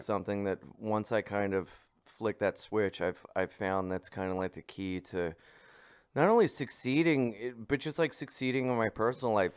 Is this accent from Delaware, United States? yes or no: yes; Delaware, United States; I grew up in Delaware